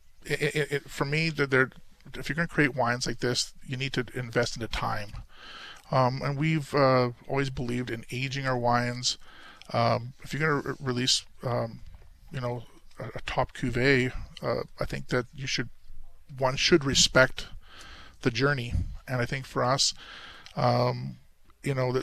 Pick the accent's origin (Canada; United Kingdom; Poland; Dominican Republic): Canada; Oliver, British Columbia; also born or lived in Naramata; I was born and raised in Oliver